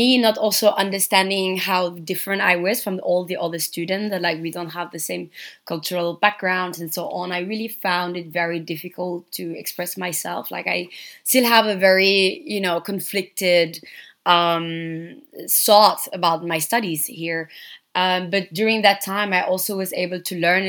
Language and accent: English; Dakar, Senegal; moved away as an adult; now in Berlin, Germany; So I am from Senegal. I was born and raised in Dakar